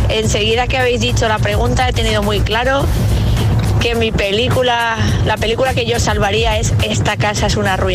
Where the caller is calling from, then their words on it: Móstoles, Community of Madrid, Spain; Buenos días, agitadores. … desde Móstoles.